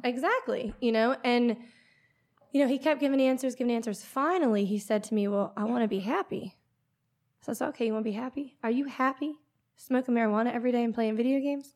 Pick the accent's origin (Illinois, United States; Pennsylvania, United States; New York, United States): Pennsylvania, United States; accent: PA; moved away as an adult; also born or lived in Florida; born and raised in Pennsylvania, lived there till, I would say, about twenty years old